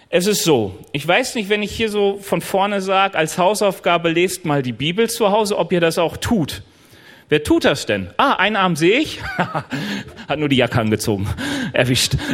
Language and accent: German; North Rhine-Westphalia, Germany; Also ich komme ja eigentlich aus NRW und an den Rheinwiesen waren immer Schafherden.